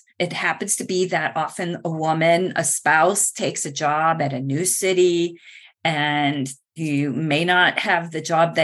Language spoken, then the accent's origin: English; Wisconsin, United States; moved away as an adult; also born or lived in Florida; I left my home state of Wisconsin and went to Florida